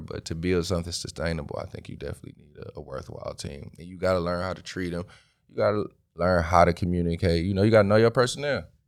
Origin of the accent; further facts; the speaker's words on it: Detroit, Michigan, United States; From Detroit, East Side